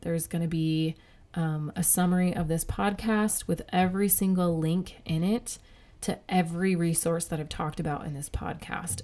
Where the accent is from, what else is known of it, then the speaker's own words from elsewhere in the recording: United States; the freedoms that I have as an American